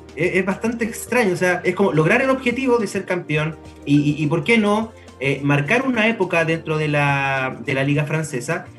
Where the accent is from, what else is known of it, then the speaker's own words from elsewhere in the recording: Chile; nosotros, nosotras como chilenos